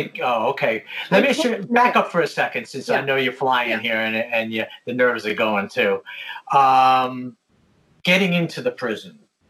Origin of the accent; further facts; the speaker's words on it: New York, United States; I'm a New Yorker